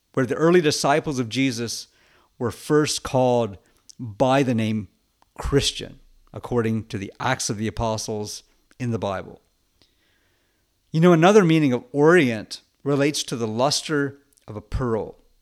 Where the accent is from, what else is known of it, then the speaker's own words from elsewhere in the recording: United States; being an American and a Westerner